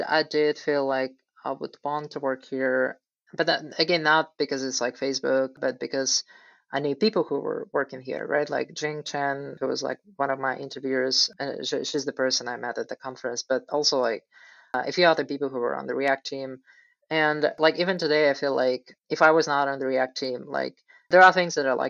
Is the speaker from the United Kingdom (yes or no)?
no; Russia; moved away; I'm originally from Russia